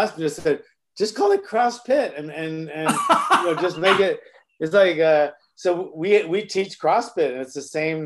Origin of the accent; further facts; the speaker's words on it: Honolulu, Hawaii, United States; moved away; also born or lived in Woodland Hills, California; I lived in Kamiki, which isn't really a nicer area. So I'm from Kamiki, but I got to go to Kahala Elementary